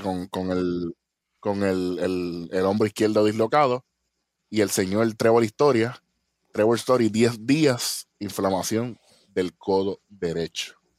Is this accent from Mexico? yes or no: no; Puerto Rico; somos de Puerto Rico